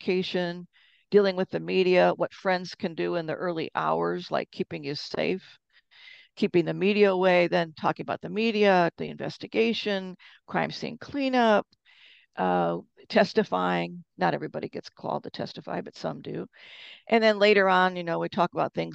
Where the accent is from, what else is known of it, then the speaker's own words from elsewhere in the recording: Detroit, Michigan, United States; moved away as an adult; My background is that I'm originally from Detroit